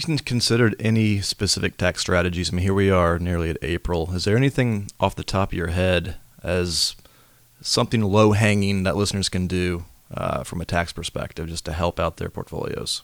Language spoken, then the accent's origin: English; Winston-Salem, North Carolina, United States; about five doors down from where I grew up in Winston-Salem